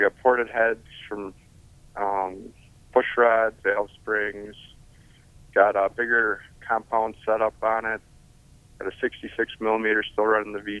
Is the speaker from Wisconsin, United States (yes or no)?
yes; Hubertus, Wisconsin, United States; I'm from Hubertus, Wisconsin, which is about 20 miles north of Milwaukee